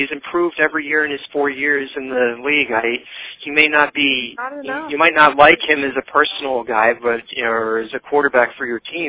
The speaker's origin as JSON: {"language": "English", "region": "Missouri", "country": "United States", "said": "I'm from Missouri. Show me, as they would say in St. Louis."}